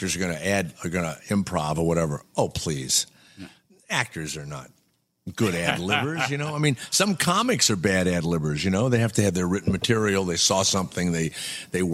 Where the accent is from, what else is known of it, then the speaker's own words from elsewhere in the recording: New Orleans, Louisiana, United States; I'm from New Orleans